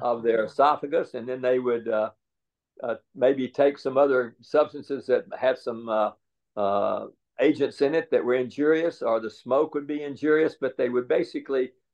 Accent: Jackson, Mississippi, United States; moved away as an adult; also born or lived in Nashville, Tennessee; I was born here, uh, but uh, I grew up in Jackson, Mississippi. So third grade to twelfth grade, I was in Jackson, Mississippi.

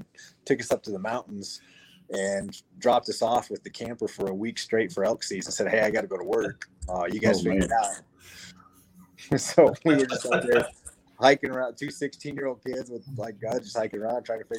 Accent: Cody, Wyoming, United States; So one of my earliest memories growing up, I was born outside of Cody, Wyoming, up north.

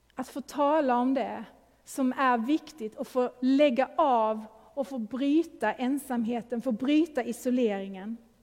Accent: Sweden; now in Gothenburg, Sweden; vi är ju svenskar, Eh, lever i en svensk kultur.

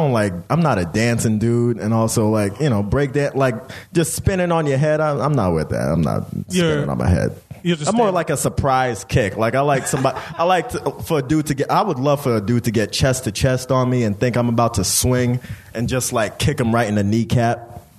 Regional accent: Jamaica; Also, I'm Jamaican. You know, like, man, we don't.

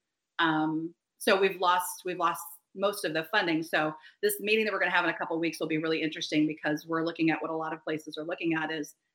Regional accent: Vancouver, Washington, United States; moved away as an adult; also born or lived in Portland / Baltimore / Cleveland / Minneapolis; the city of Vancouver, the city I grew up in, the city that educated me.

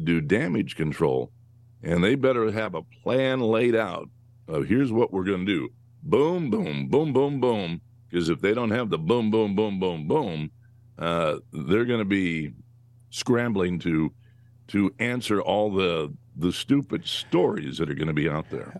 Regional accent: California, United States; I grew up in California

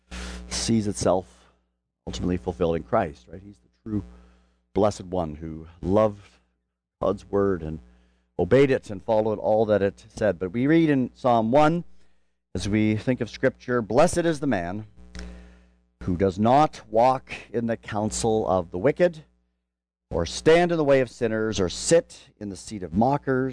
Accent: Canada; now in Louisville, United States; I come from Canada

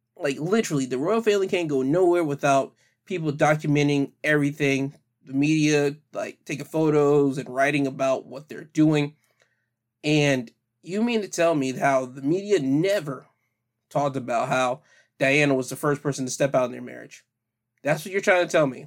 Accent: United States; being American

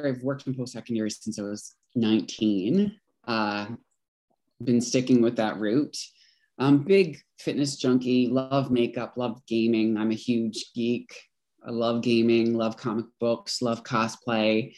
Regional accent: Corner Brook, Newfoundland and Labrador, Canada; now in Edmonton, Canada; Originally from Corner Brook, Newfoundland. I'm currently living in Edmonton, Alberta. Made the move about 7.5 years ago, going on 8.

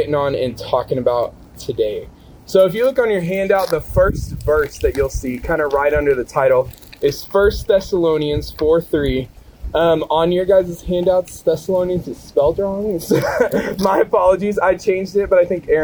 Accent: Kansas City, United States; So I grew up in Kansas City, kind of like Nate's story of kind of like the farm boy type lifestyle. That was not me at all. I grew up 10-15 minutes from downtown Kansas City.

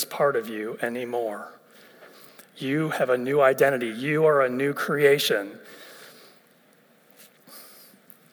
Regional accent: Ohio, United States; moved away as an adult; also born or lived in West Virginia; I'm originally from Ohio

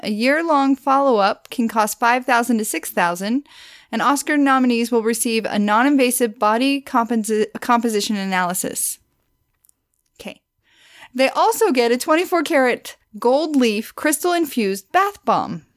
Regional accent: Missouri, United States; I'm from Missouri

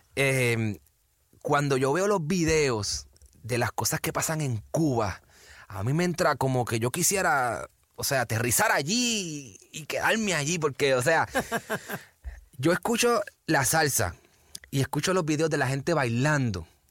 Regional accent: Puerto Rico; yo soy boricua

